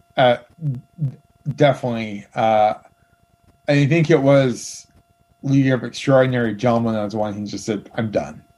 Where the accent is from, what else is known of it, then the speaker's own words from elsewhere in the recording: Michigan, United States; moved away; also born or lived in Milwaukee, Wisconsin; I grew up in Michigan